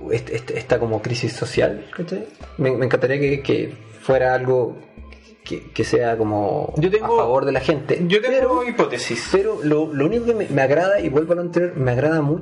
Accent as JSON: {"language": "Spanish", "country": "Chile", "said": "como chilenos."}